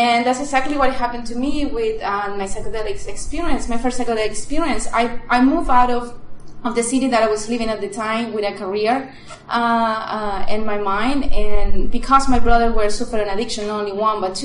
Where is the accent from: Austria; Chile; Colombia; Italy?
Chile; English is a second language; moved away as an adult; now in United States; I'm originally from Chile. I moved here to the U.S.